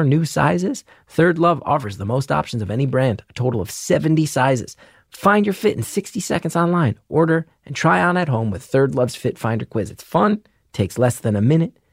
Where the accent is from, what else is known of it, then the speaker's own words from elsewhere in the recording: Northeast, United States; I grew up in the Northeast.